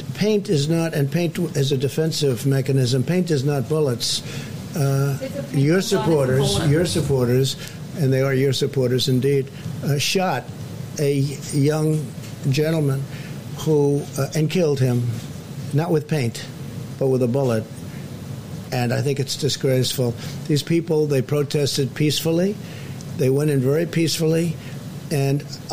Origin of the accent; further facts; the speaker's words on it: New York, United States; moved away; I come from New York